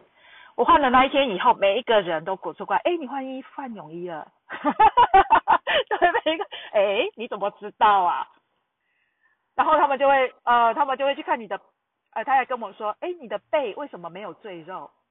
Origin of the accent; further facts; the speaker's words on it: Taiwan; now in Tokyo, Japan; 我自己会告诉他们我是台湾人，